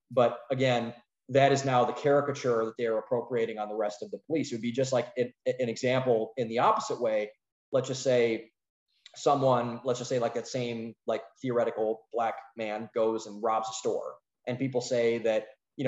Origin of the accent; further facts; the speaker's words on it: Northeast Ohio, United States; We're from Northeast Ohio